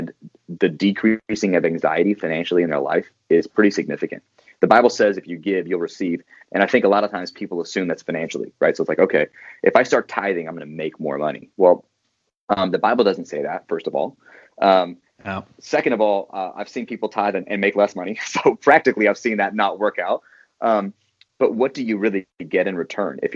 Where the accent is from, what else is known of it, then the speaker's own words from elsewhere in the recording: Santa Barbara, California, United States; now in Seattle, United States; I grew up in a place called Santa Barbara, California, a beautiful place where it's 75 and sunny. Now live in Seattle, Washington